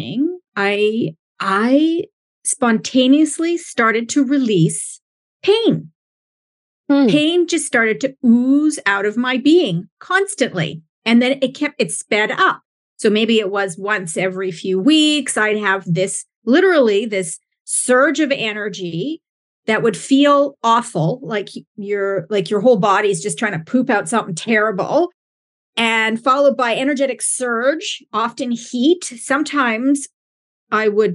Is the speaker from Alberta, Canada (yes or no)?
yes; Alberta, Canada; moved away; I'm actually from Alberta. So I got the mountains, and my family's from BC, British Columbia